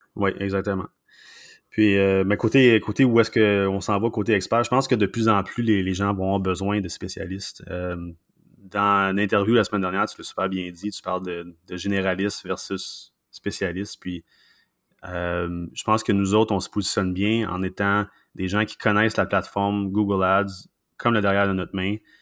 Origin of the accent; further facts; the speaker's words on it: Sherbrooke, Quebec, Canada; moved away as an adult; also born or lived in Vancouver; now in Montreal, Canada; je suis pas de Montréal. Euh, moi, je suis né à euh, une ville qui s'appelle Sherbrooke, une, des, plus grandes villes dans, la province de Québec, évidemment. Puis, non, j'ai, vécu là pendant à peu près 25 ans